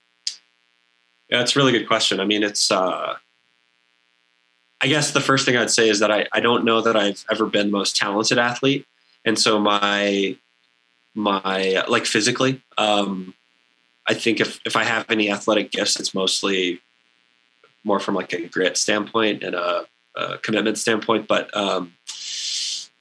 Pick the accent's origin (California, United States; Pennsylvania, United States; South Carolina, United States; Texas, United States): Texas, United States; Central; now in Durango, United States; growing up in Central Texas